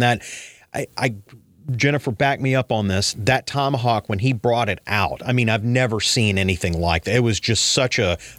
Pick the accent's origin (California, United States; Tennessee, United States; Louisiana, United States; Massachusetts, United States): Louisiana, United States; New Orleans; I'm from New Orleans.